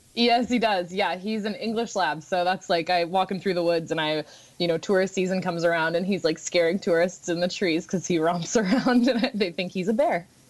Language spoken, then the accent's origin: English; Juneau, Alaska, United States; I was born and raised here in Juneau